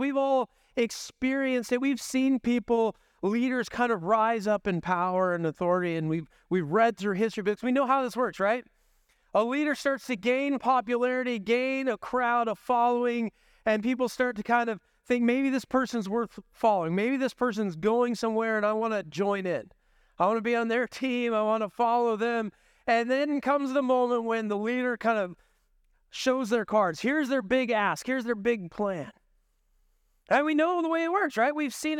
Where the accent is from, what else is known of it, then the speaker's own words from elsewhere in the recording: Washington, United States; now in Dubuque, United States; I came from Washington State, so I drove 25 hours to get here.